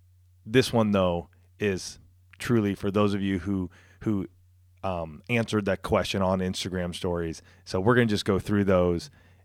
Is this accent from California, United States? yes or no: yes; California, United States; I grew up right outside of Riverside.